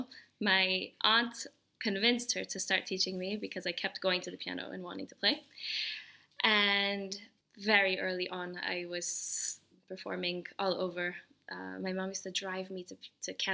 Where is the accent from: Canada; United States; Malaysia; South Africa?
United States; New York City, New York; moved away as an adult; also born or lived in Paris; I was born in New York City